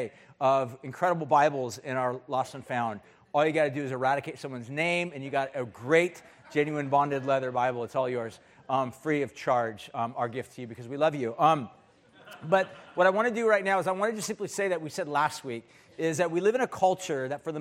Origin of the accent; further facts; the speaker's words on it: United States; as an American